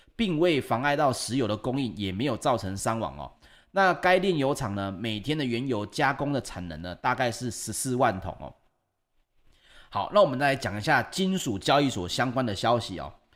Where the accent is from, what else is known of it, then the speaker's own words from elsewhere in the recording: Taiwan; 我们台湾人